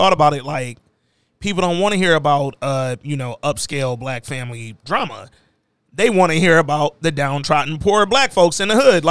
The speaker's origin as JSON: {"language": "English", "town": "Hooper City", "region": "Alabama", "country": "United States", "said": "I'm from Hooper City, Alabama"}